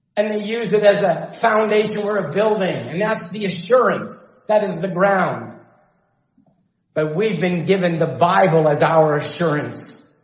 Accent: Chilliwack, British Columbia, Canada; I grew up in Chilliwack.

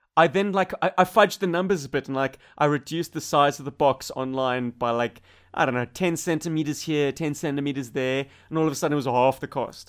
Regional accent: Cape Town, Western Cape, South Africa; now in Australia; Bob and I come from Africa Light

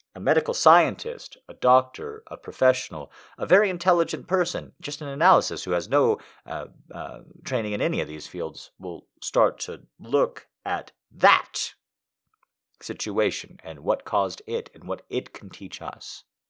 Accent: United States; being an American

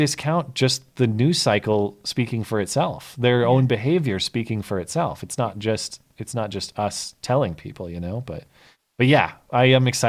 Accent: Australia; As an Australian, I understand I haven't got a horse in this race

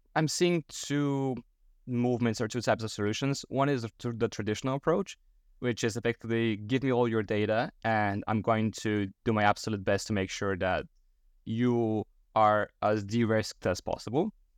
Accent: Bulgaria; moved away; back in my home country, Bulgaria

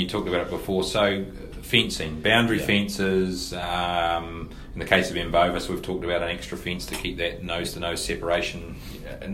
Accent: North Otago, New Zealand; I'm from North Otago

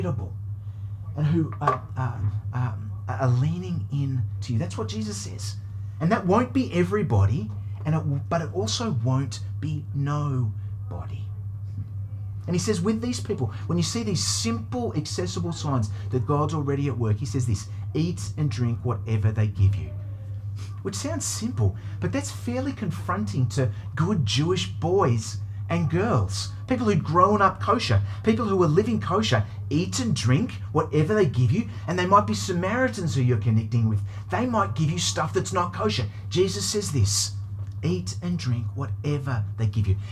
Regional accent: United Kingdom; now in Australia; I was born in Britain, and my dad is English

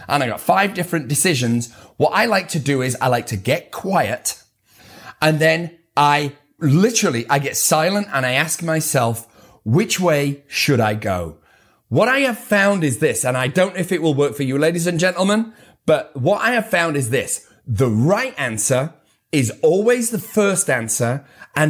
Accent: United Kingdom; I'm too British.

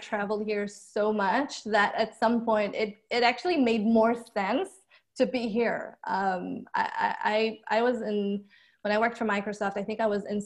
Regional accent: Israel; moved away as an adult; now in United States; I grew up in Israel, born and raised

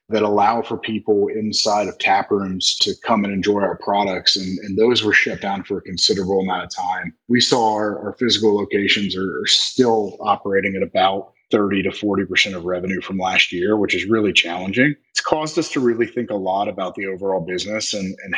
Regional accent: Northern Kentucky, United States; also born or lived in Bloomington, Indiana / Indianapolis, Indiana; I grew up in Northern Kentucky, just outside of Cincinnati

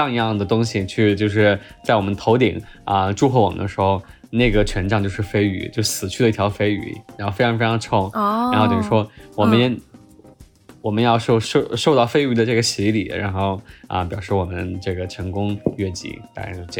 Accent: Chongqing, China; 我作为一个重庆人啊，重庆夏天四十三度、四十四五度的这个高温，我们也受过

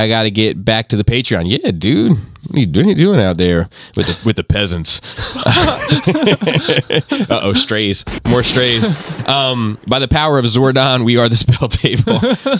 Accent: Michigan, United States; And in my hometown and further north in western Michigan, there's a gas station bakery that makes the best frosted cinnamon rolls I've ever had.

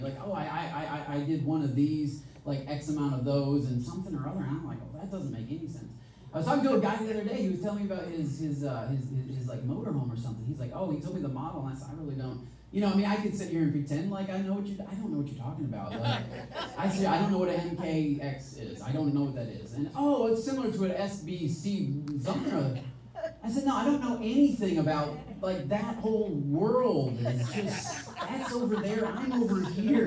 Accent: Michigan, United States; moved away; We're both from Michigan

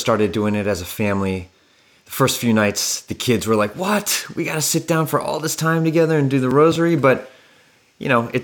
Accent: United States; we as American Catholics

